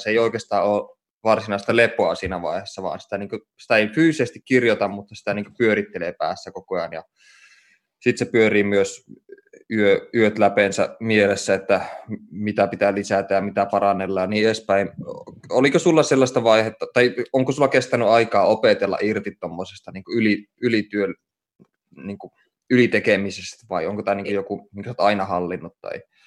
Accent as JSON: {"language": "Finnish", "town": "Oulu", "region": "North Ostrobothnia", "country": "Finland", "tie": "born or raised there", "said": "mä oon syntynyt Oulussa ja saanut kasvaa siellä"}